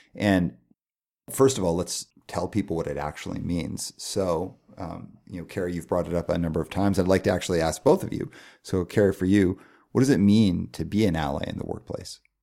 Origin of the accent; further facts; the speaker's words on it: Calgary, Alberta, Canada; first language English; I grew up in Calgary in a nice neighborhood